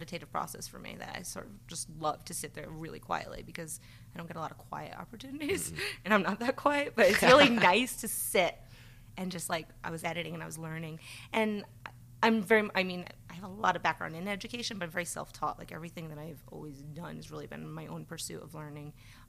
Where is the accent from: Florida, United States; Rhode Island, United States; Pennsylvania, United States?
Rhode Island, United States; also born or lived in Nebraska / Philadelphia; I grew up in Rhode Island, so I am a New Englander, born and raised, and then moved out to the Midwest for a while, then lived out in Philly, and now I'm back in Rhode Island.